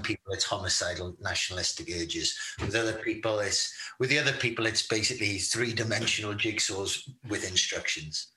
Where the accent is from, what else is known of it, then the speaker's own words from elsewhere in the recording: United Kingdom; being British